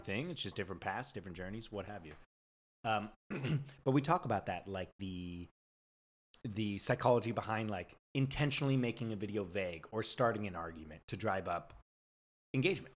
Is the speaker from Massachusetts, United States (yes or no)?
no; San Diego, California, United States; moved away as an adult; also born or lived in San Francisco; now in Los Angeles, United States; I'm like a California boy, born and raised in San Diego, lived in San Francisco for like six years